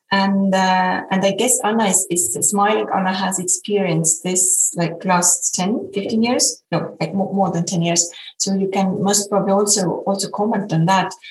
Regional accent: Estonia; English is a second language; And the first thing I said was that I'm …, I come from Estonia.

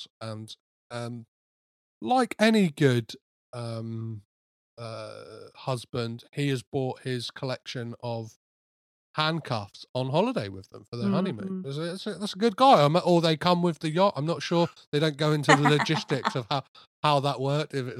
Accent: Crawley, South East England, United Kingdom; I'm from Crawley

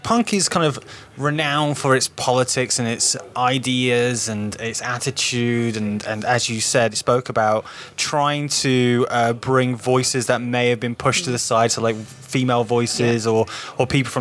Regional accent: Newark, East Midlands, United Kingdom; I grew up in Newark in Nottinghamshire, and I grew up in poverty as well

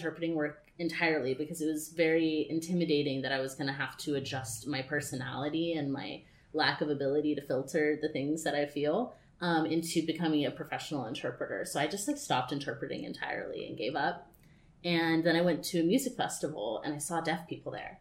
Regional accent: Austin, Texas, United States; moved away as an adult; now in California, United States; I grew up in Texas, and I never thought that I would be living in California performing on stages in Hollywood for a living

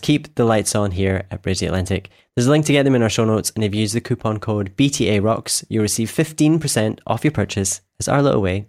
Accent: Scotland, United Kingdom; music web designer … from Scotland

